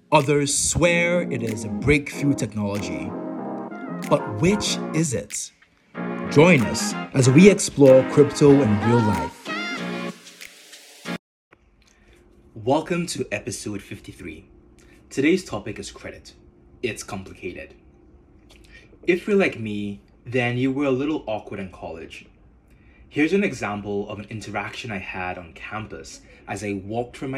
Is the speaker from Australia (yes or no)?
no; Nigeria; accent: Nigerian; moved away as an adult; now in United States; my Nigerian accent.